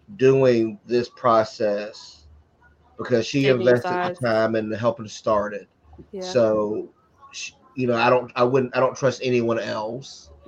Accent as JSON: {"language": "English", "town": "Covington", "region": "Georgia", "country": "United States", "tie": "born or raised there", "also_born_or_lived": "Atlanta, Georgia", "moved": "yes", "said": "After I left my hometown of Covington, Georgia"}